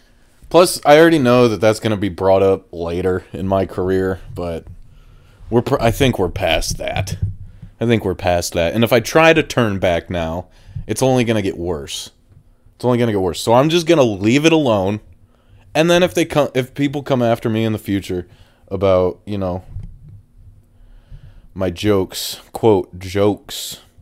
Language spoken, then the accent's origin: English; Toledo, Ohio, United States; I mean, I am originally from Toledo, so I know a thing or two.